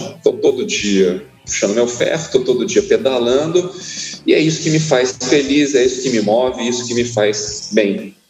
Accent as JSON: {"language": "Portuguese", "region": "São Paulo", "country": "Brazil", "tie": "born or raised there", "moved": "yes", "lives_now": "Poços de Caldas, Brazil", "said": "Eu nasci em São Paulo, capital, em 1980"}